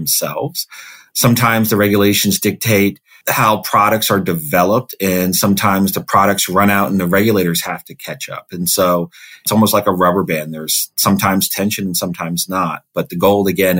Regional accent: Silver Spring, Maryland, United States; also born or lived in Wilkes-Barre, Pennsylvania / Washington, D.C.; So I grew up in Maryland, right outside of Washington, D.C. in Silver Spring

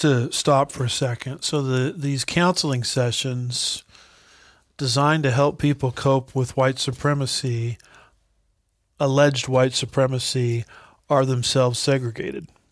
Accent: Los Alamitos, California, United States; I grew up in Los Alamitos, nearby Los Alamitos, California

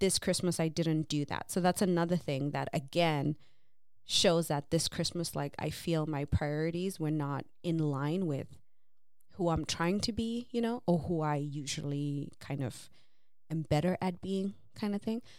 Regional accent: Zimbabwe; moved away; growing up in Zim

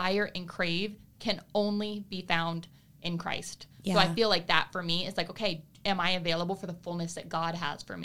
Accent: Broward County, Florida, United States; I was raised in Broward County.

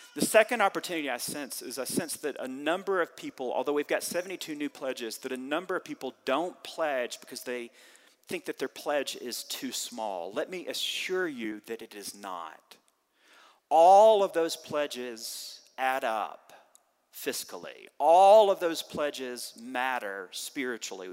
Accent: the South, United States; Growing up in the South

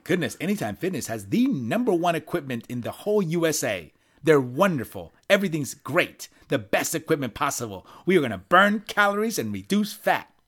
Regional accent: Puerto Rico; moved away; I was born in Puerto Rico. I spent years living in Puerto Rico

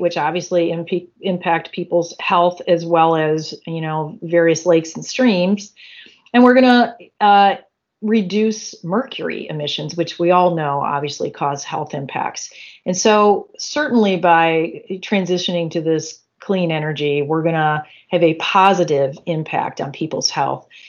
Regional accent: Michigan, United States; I was born and raised in Michigan.

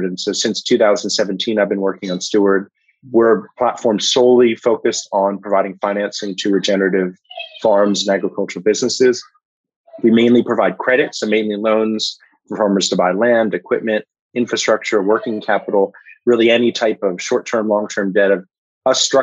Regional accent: Washington, District of Columbia, United States; I grew up in Washington, D.C.

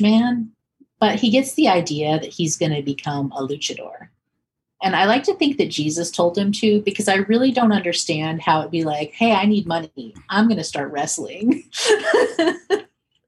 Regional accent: North Carolina, United States; my home state here of North Carolina

